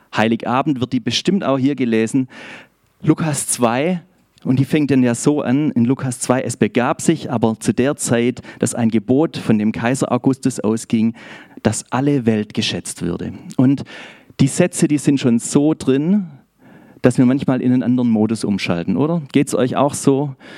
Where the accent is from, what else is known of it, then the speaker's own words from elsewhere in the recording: Schorndorf, Baden-Württemberg, Germany; accent: Swabian; ich bin aus Schorndorf und ich hoffe, ihr habt etwas Gnade mit mir, sollte ich ins Schwäbische abschweifen